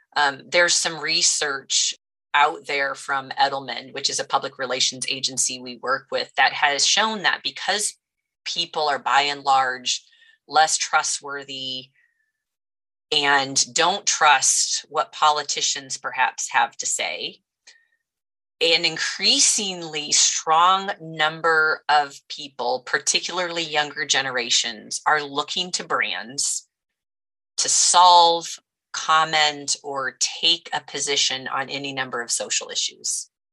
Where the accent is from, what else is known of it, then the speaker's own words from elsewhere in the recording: United States; I grew up here in the Quad Cities, which is home to John Deere.